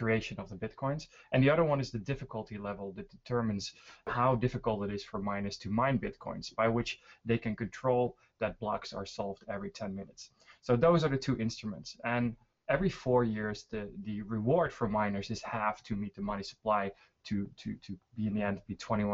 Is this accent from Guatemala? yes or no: no; Netherlands; now in Stockholm, Sweden; I am originally from the Netherlands, living in Sweden, Stockholm